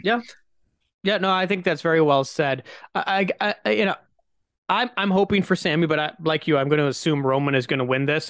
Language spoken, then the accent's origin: English; Canada; as a Canadian